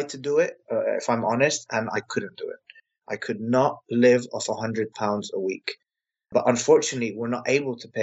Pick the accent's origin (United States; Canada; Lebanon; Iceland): Lebanon; also born or lived in England; now in London, United Kingdom; I'm a white Anglo-Saxon English Lebanese, but I come from Lebanon.